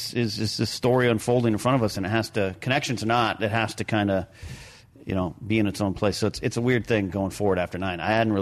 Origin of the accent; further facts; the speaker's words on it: Arroyo Grande, California, United States; my hometown of Royal Grande, California. It's actually on my old high school campus.